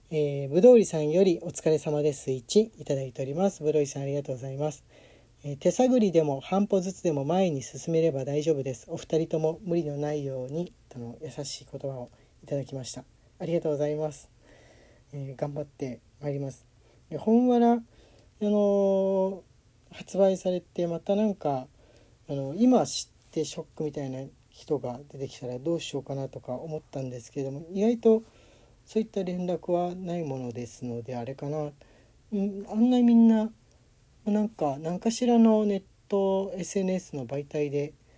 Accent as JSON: {"language": "Japanese", "region": "Tokyo", "country": "Japan", "tie": "born or raised there", "said": "東京でもね、やっぱり、あの、自分の実家の近くも大きな公園あった"}